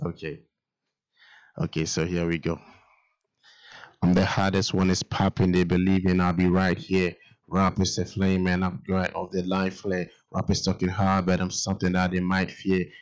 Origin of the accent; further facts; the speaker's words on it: Ghana; I'm from Ghana, a country in West Africa